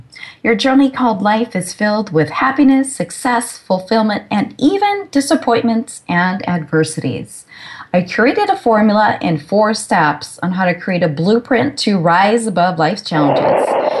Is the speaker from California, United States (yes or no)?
yes; Sacramento, California, United States; my hometown of Sacramento